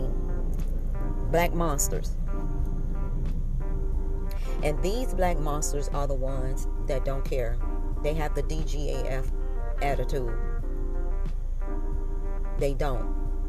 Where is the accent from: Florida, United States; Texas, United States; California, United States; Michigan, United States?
Florida, United States; Miami; Born and raised in Dade County, lived in the city on 62nd and 17th, in the projects